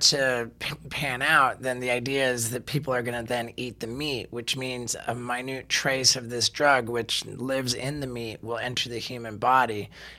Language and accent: English; England, United Kingdom; born there; also born or lived in United States; Yeah, when I was we moved back to England. I was born in England.